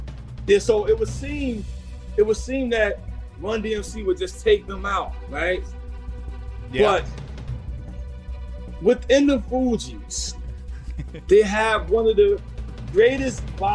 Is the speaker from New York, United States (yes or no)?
yes; New York, United States; I'm a New Yorker.